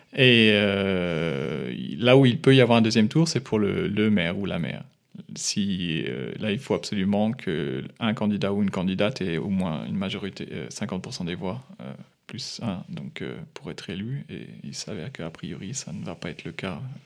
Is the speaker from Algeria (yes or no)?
no; France; now in Munich, Germany; en tant que Français